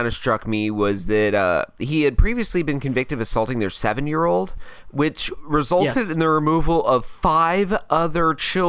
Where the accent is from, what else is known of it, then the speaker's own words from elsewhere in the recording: United States; I'm American.